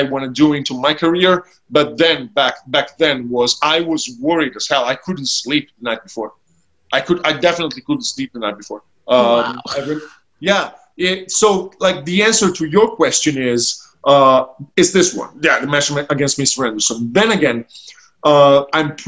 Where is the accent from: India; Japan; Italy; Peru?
Italy; Ancona, Marche; my hometown as well, to Ancona